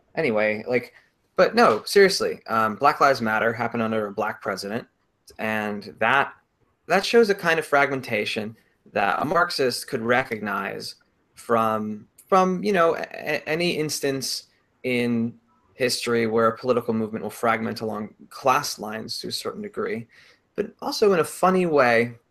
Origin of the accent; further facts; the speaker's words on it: Connecticut, United States; moved away; I'm from Connecticut.